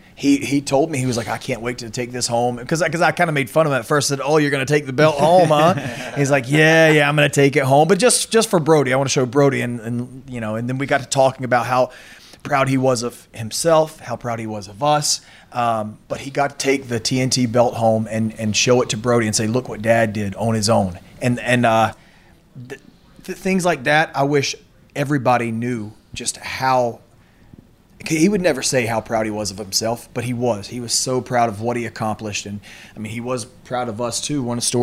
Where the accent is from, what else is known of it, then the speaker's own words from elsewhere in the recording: the South, United States; We're from the South